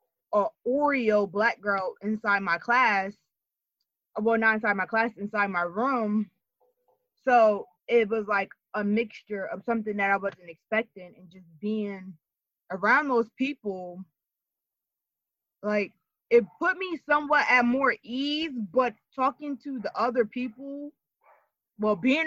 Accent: Camden, New Jersey, United States; I'm from Camden, but I've grown up more suburban than anything.

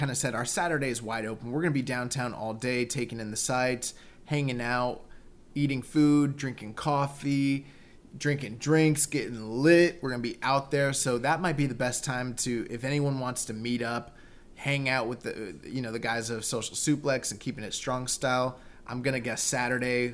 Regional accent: Florida, United States; we're from Florida

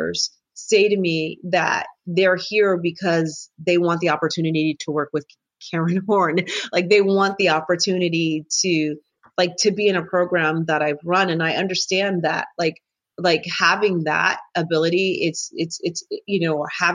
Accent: New Jersey, United States; I'm from New Jersey

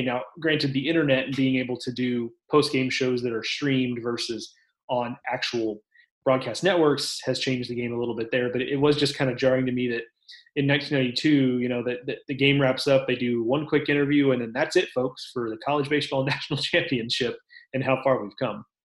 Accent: Texas, United States; I'm a Texan

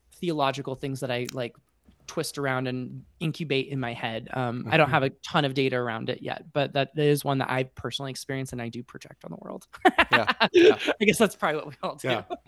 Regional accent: Colorado Springs, Colorado, United States; moved away as an adult; now in Atlanta, United States; I grew up in Colorado Springs, so very evangelical

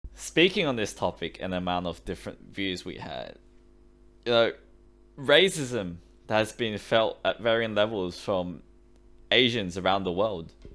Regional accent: Australia; English is a second language; I came to Australia when I was seven years old.

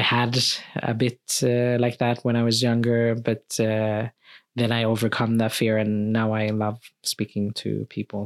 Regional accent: Sweden; also born or lived in Philippines; thirteen months when I came to Sweden, uh, to my, to my family

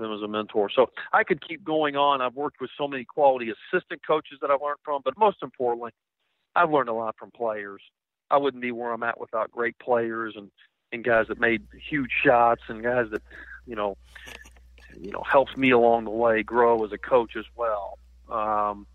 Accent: East Tennessee, United States; I grew up in East Tennessee

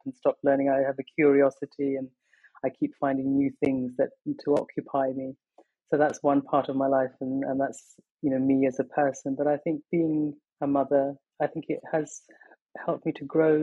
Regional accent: London, United Kingdom; also born or lived in Pakistan; I was born in Pakistan and my family moved to England when I was 19 months old. So this is my home. London has been my home always.

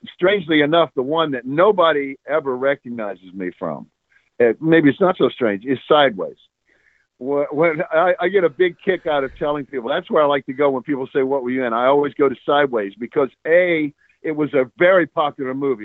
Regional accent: Mississippi, United States; moved away; also born or lived in New Orleans, Louisiana / California; I grew up down south. I'm a Mississippi, New Orleans from that from that neck.

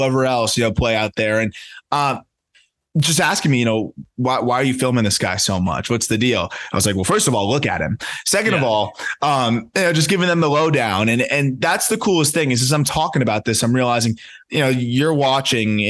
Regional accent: South Florida, United States; I grew up in South Florida

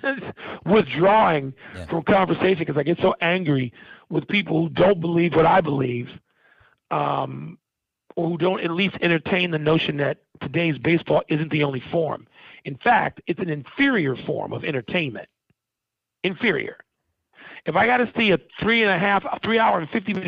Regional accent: Chicago, Illinois, United States; I grew up there. I grew up on the South Side. I grew up going to that, to 35th and Shields

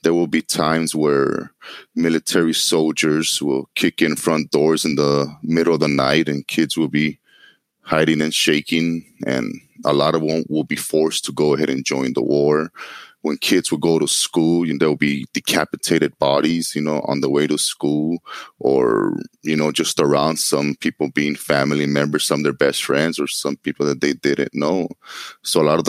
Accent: Los Angeles, California, United States; I grew up in Los Angeles, California, in a place called Koreatown.

